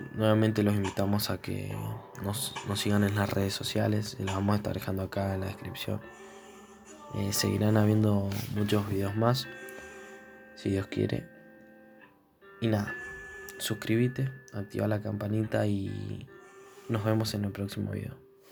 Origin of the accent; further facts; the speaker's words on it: Argentina; somos de Argentina